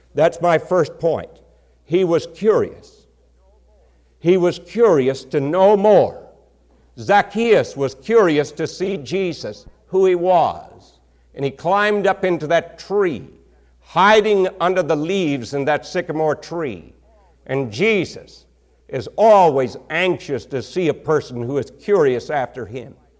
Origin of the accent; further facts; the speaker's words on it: Texas, United States; accent: country accent; I came from Texas, a particular part of Texas where we have a horrible country accent